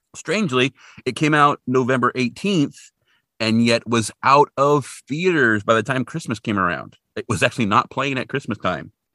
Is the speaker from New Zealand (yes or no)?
no; Hanford, California, United States; where I grew up in Hanford, in Hanford, California, not Hanford, Washington